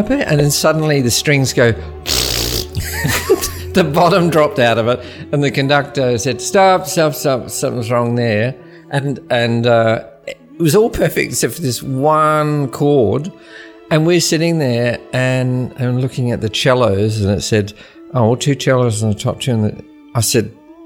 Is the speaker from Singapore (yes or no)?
no; Wheatbelt country town, Western Australia, Australia; I was born in West Australia in a country town called Wildcatcham. It's about 220 kilometres inland from Perth, so it's the Wheat Belt.